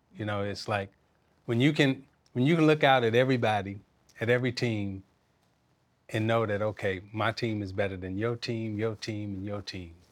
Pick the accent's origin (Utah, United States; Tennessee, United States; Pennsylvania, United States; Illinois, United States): Illinois, United States; Chicago; I'm from Chicago